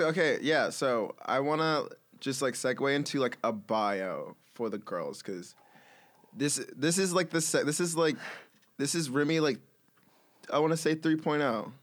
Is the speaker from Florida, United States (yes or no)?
no; Atlanta, Georgia, United States; moved away as an adult; now in Brooklyn, United States; I grew up in Atlanta